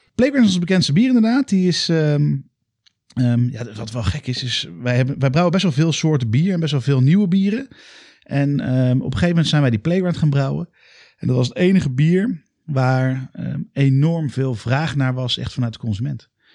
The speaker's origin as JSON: {"language": "Dutch", "town": "Alphen aan den Rijn", "region": "South Holland", "country": "Netherlands", "tie": "born or raised there", "moved": "as an adult", "lives_now": "Utrecht, Netherlands", "said": "ik kom uit Alphen aan de Rijn."}